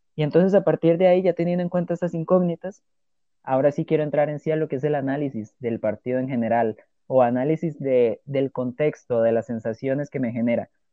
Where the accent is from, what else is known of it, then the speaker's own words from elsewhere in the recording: Costa Rica; como tico que soy